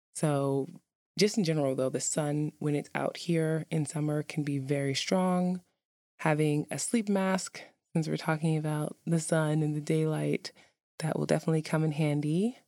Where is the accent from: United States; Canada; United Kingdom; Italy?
United States; New York City, New York; now in Iceland; I'm from New York City